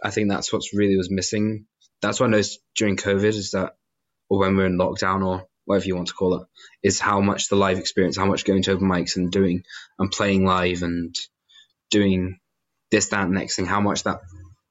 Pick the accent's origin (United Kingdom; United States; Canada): United Kingdom; Inverness area, Scotland; moved away as an adult; now in Glasgow, United Kingdom; I didn't grow up in Inverness, but I grew up going to Eden Court a lot